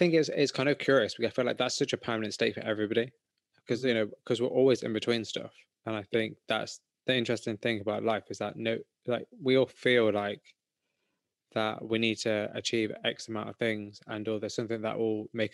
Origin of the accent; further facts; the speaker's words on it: England, United Kingdom; I'm from England